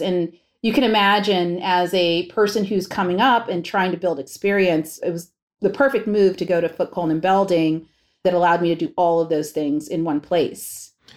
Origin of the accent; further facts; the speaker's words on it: Pennsylvania, United States; also born or lived in New York; even though I was born in New York, my formative years and my school years were in Pennsylvania